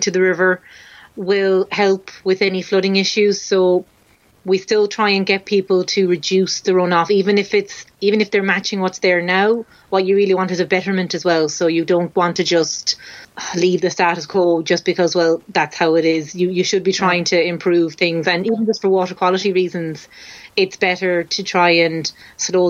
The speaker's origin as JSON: {"language": "English", "town": "Cork", "region": "Munster", "country": "Ireland", "moved": "yes", "lives_now": "Dublin, Ireland", "said": "I'm from Cork, which is the very south of Ireland."}